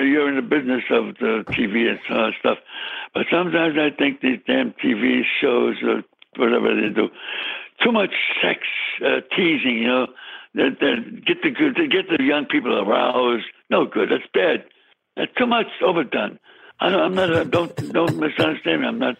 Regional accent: New York City, New York, United States; I was born in the city. I was born in the Bronx.

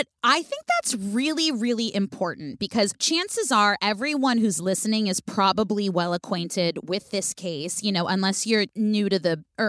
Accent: California, United States; I was in San Francisco. I'm from the Bay Area.

